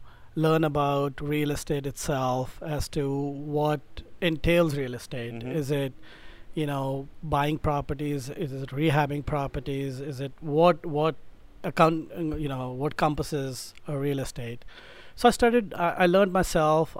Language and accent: English; India; moved away as an adult; now in United States; originally I'm from India